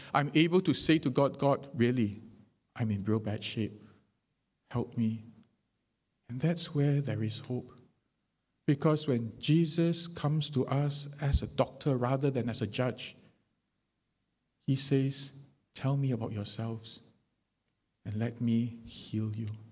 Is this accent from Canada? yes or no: no; Singapore; being Singaporean